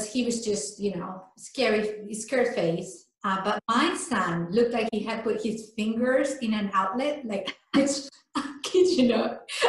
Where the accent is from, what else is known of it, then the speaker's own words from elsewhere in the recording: Spain; English is a second language; moved away; I'm from Spain. So when I'm tired, I can't speak English.